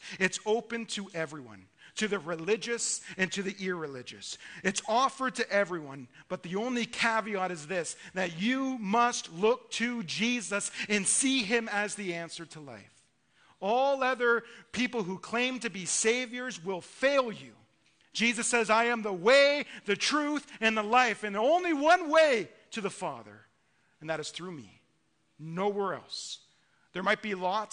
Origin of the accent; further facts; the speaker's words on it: Ontario, Canada; I'm from Ontario